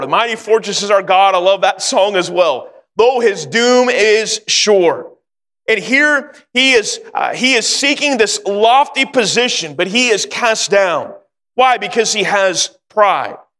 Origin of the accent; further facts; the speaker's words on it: Sacramento, California, United States; also born or lived in North Carolina; I grew up in Sacramento and uh, live in California just about all my life